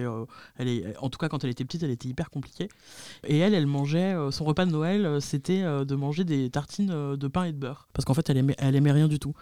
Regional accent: Spain; je suis espagnole

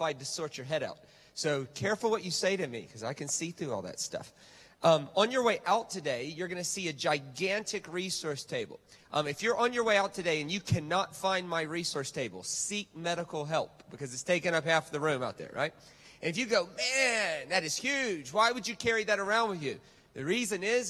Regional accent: United States; moved away; I'm American

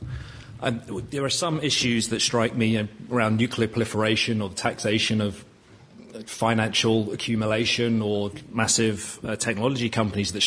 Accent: London, United Kingdom; If I'm in Camden, I'm from Islington. If I'm in Finsbury Park, I'm from Highbury.

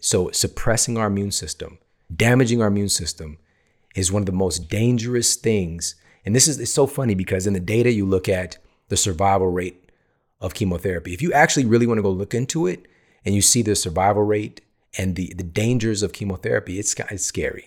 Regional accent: United States; also born or lived in East St. Louis, Illinois / Ferguson, Missouri; growing up in East Saint Louis, in Ferguson, Missouri

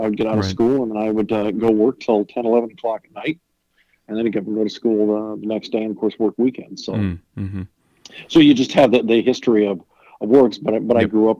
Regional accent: Huron, South Dakota, United States; moved away as an adult; also born or lived in Denver, Colorado; I grew up in Huron, South Dakota.

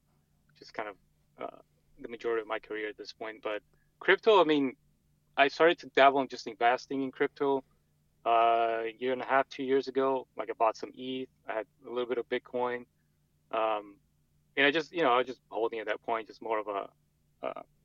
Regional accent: Brazil; moved away as an adult; also born or lived in Montreal, Canada; now in United States; I'm originally from Brazil

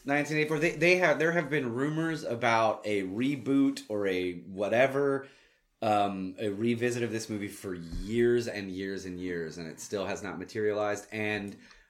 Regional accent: Plano, Texas, United States; And I grew up in Plano.

